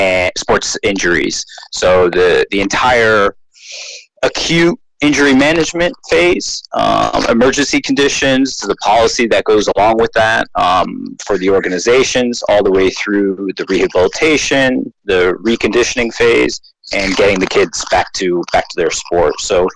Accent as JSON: {"language": "English", "region": "New Jersey", "country": "United States", "moved": "yes", "said": "I'm from the U.S. I'm from New Jersey."}